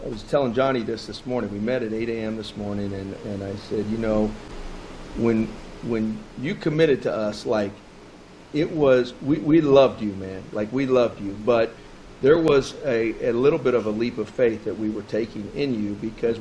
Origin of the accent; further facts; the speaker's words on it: Ohio, United States; now in Illinois, United States; I grew up in Ohio.